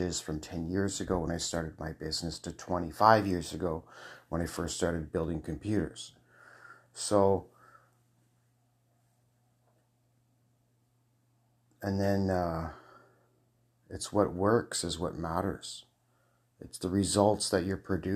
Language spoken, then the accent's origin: English; Scotland, United Kingdom; I'm a Scot. Okay, so I'm a Scot.